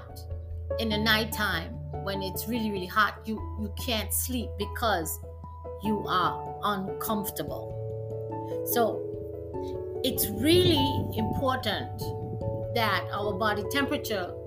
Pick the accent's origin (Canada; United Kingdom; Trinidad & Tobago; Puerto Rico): Trinidad & Tobago; moved away; I'm from Trinidad, and we can be really, really hot down there